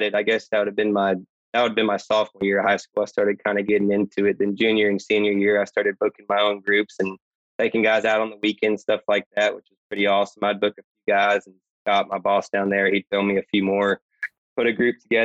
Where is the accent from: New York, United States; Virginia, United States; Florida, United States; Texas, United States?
Texas, United States; Houston; moved away; I'm from the Houston area originally